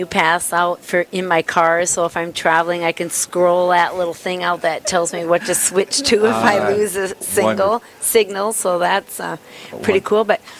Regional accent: Aberdeen, South Dakota, United States; also born or lived in Iowa City; now in Bismarck, United States; We grew up in Aberdeen, both of us did.

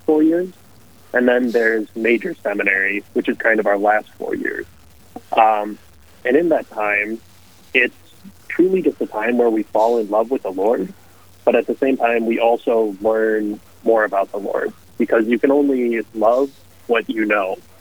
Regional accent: Hibbing, Minnesota, United States; I grew up in Hibbing, Minnesota. So little far up north

